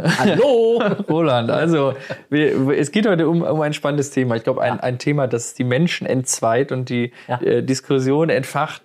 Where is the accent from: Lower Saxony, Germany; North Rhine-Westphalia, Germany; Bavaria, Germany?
North Rhine-Westphalia, Germany; Ruhr area; wir kommen ja aus dem Ruhrgebiet